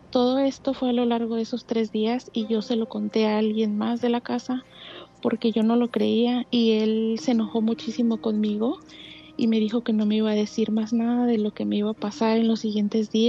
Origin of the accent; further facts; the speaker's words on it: Cuernavaca, Morelos, Mexico; now in United States; De Cuernavaca, Morelos.